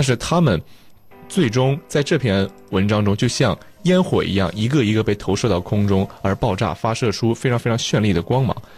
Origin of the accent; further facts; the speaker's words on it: China; moved away as an adult; now in United Kingdom; 从咱们的家乡到英国我上学的地方，可能将近有九千公里，将近一万公里这个遥远的距离吧